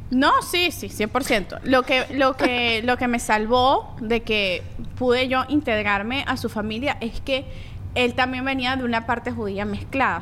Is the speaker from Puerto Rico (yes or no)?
no; Venezuela; also born or lived in Colombia; yo soy colombiana venezolana